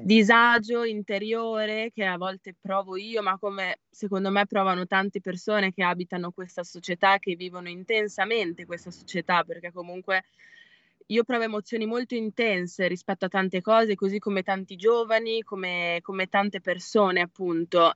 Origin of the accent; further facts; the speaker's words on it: San Lazzaro di Savena, Emilia-Romagna, Italy; Sono di Bologna